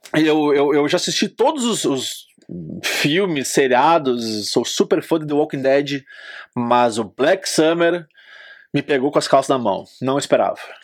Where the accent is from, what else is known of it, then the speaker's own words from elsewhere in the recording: Brazil; Sou brasileiro